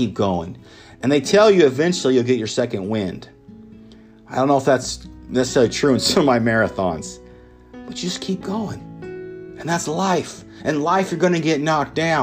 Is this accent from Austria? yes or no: no; Emporia, Kansas, United States; my hometown in Emporia, Kansas